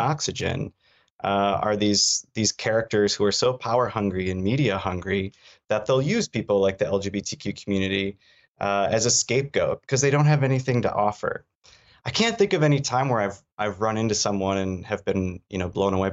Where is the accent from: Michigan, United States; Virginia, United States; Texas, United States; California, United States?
Michigan, United States; Traverse City; also born or lived in Washington, D.C.; I grew up in Traverse City, Michigan